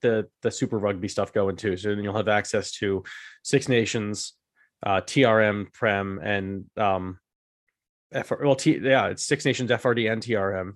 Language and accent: English; United States; we the Americans